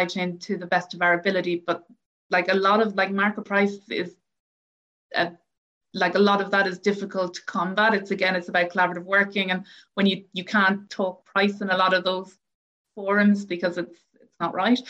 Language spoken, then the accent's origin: English; Ireland; I'm from Ireland